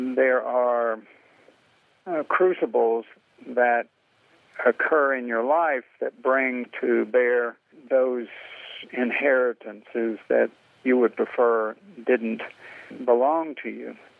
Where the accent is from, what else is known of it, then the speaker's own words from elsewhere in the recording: the American South, United States; being white Southerner